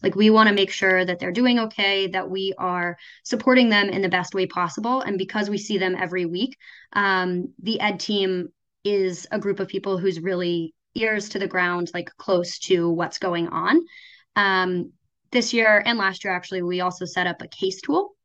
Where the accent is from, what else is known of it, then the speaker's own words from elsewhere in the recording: a small town in Oklahoma, United States; also born or lived in New York; now in Ann Arbor, United States; I am originally from a small town in Oklahoma